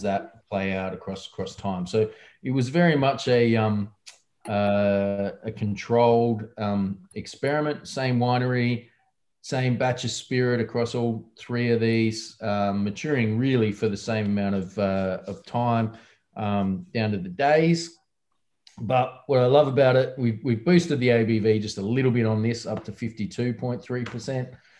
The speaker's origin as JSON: {"language": "English", "region": "South Australia", "country": "Australia", "tie": "born or raised there", "said": "my home state where I grew up"}